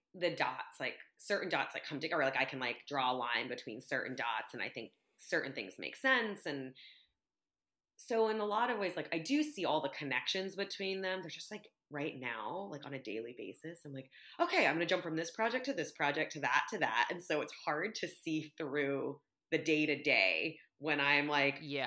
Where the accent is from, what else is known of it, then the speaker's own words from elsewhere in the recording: United States; I'm Vietnamese American